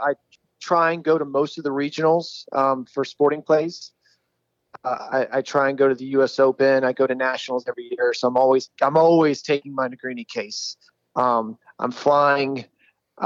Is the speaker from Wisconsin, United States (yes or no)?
no; Dallas, Texas, United States; I'm from Dallas, Texas. I shoot here at the Dallas Gun Club